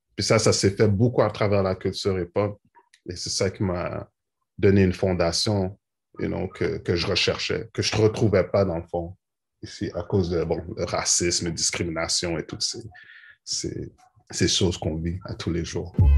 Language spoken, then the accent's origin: French; Montreal, Quebec, Canada; je suis né à Montréal.